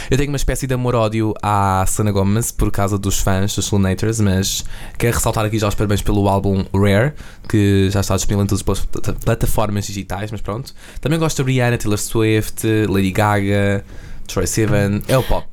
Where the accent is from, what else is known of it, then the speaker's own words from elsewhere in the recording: Massamá, Lisbon, Portugal; also born or lived in Belas; Eu sou de Massamá, eh, tenho 18 anos